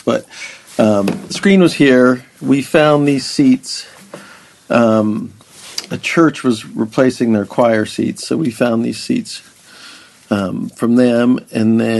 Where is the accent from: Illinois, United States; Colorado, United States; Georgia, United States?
Colorado, United States; Denver; now in Nashville, United States; I grew up in Denver